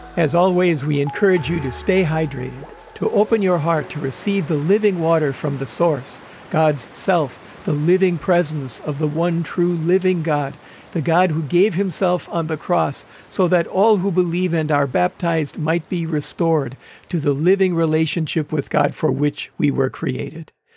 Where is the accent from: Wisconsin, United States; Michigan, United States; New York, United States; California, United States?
Wisconsin, United States; moved away as an adult; now in Los Angeles area, United States; I grew up in Wisconsin